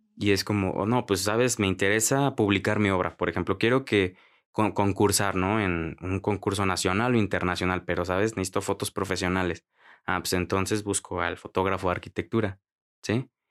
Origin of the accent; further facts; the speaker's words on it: Mexico; soy de México